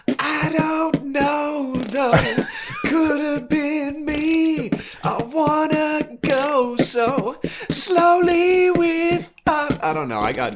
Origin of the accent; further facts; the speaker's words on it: Kansas, United States; And growing up in Kansas, honestly, I kind of thought it was Twister for a while.